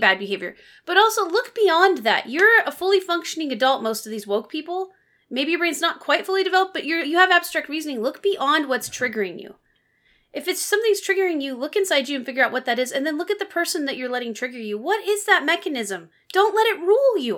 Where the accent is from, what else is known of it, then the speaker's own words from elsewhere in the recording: Pacific Northwest, United States; you and I grew up in the Pacific Northwest